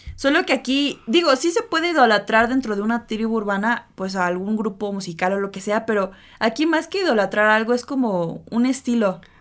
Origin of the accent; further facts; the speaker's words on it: Mexico; la cultura que tenemos como mexicanos